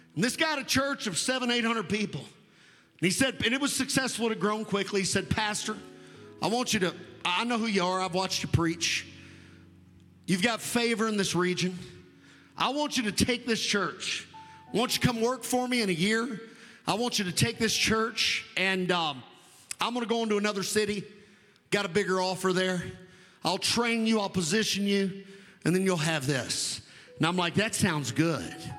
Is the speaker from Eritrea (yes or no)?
no; United States; I'm an American, it's really what I am. But my descent is Scott Irish mutt